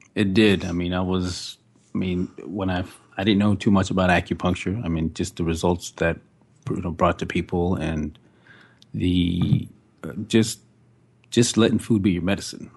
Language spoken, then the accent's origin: English; Fort Worth, Texas, United States; also born or lived in Decatur, Texas / Tempe, Arizona; I'm from Fort Worth, Texas. Uh, grew up in Decatur for, like, the first four years, then we moved to Fort Worth and been there ever since